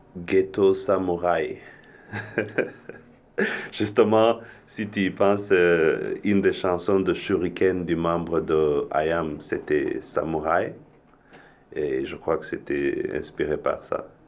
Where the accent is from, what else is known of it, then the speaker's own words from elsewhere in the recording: Rwanda; moved away; also born or lived in Europe; je viens originellement du Rwanda, j'ai vécu un peu en Europe